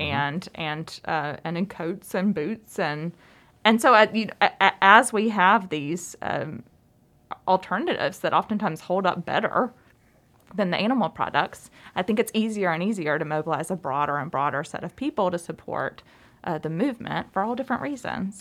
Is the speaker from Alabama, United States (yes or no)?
yes; Alabama, United States; moved away; I'm from Alabama